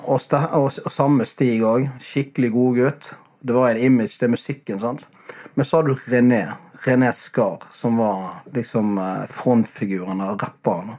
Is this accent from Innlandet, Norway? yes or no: no; Bergen, Vestland, Norway; now in Sørlandet, Norway; hjemme i Bergen